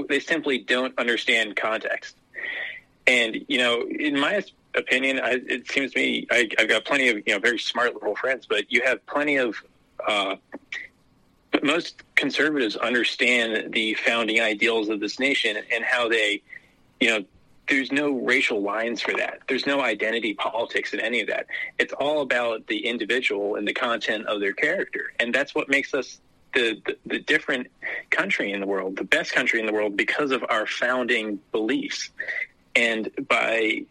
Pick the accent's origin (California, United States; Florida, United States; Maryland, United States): Maryland, United States; I grew up in Deep Blue, Maryland